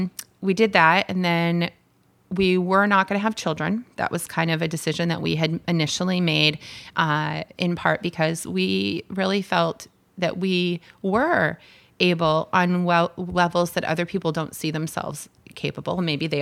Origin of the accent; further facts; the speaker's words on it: Barrington, New Hampshire, United States; we were living in southern New Hampshire. And I'm from Barrington.